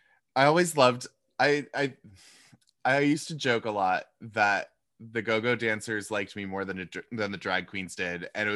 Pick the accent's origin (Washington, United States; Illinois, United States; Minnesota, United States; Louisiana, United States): Washington, United States; Seattle; now in New York, United States; I grew up in Seattle. So I'm also West Coast baby. Moving to New York was such a weird experience